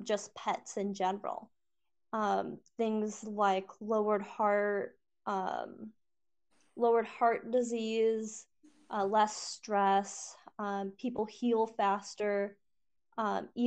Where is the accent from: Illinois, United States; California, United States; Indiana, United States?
Indiana, United States; North Liberty; moved away as an adult; also born or lived in San Antonio, Texas / Fort Hood, Texas; I grew up in North Liberty, Indiana, and then I moved to San Antonio, Texas.